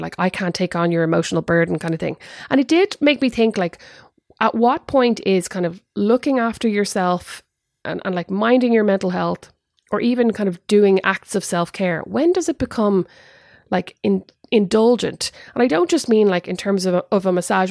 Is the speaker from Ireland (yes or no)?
yes; Ireland; now in United States; I am an Irish mammy